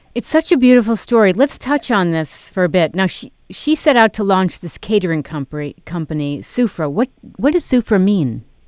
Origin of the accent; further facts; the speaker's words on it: New York City, New York, United States; I grew up in New York